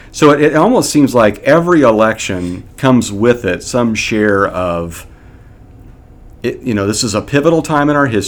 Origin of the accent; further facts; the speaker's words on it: Kansas, United States; I grew up in the Midwest, and it's typically a red state in Kansas, and grew up in a home that held to those beliefs and ideologies.